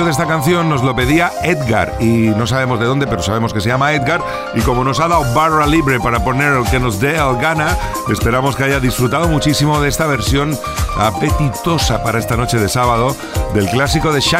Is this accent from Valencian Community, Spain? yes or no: no; Huelva, Andalusia, Spain; Somos de Huelva. Bueno, pues soy de Huelva